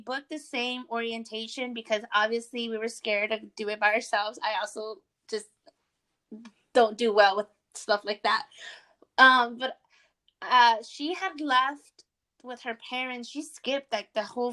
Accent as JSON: {"language": "English", "town": "Austin", "region": "Texas", "country": "United States", "said": "I'm from Austin"}